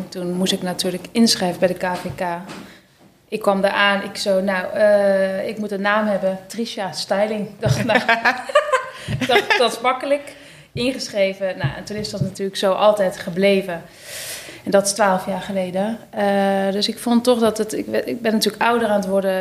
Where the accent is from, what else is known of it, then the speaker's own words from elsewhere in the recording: Schijndel, North Brabant, Netherlands; in Schijndel, dat is in Brabant